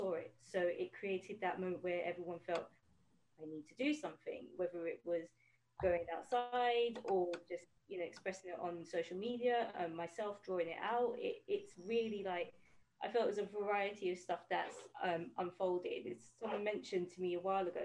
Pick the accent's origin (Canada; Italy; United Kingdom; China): United Kingdom; London; I grew up in East London